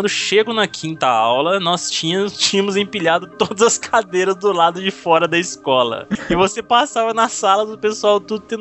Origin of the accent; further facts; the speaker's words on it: São Paulo, Brazil; Eu sou de Sampa ZN, ou seja, Zona Norte, né?